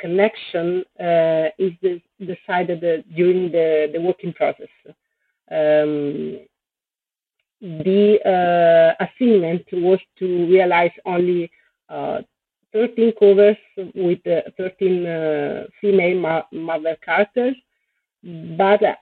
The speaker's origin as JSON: {"language": "English", "country": "Italy", "said": "I came from Italy"}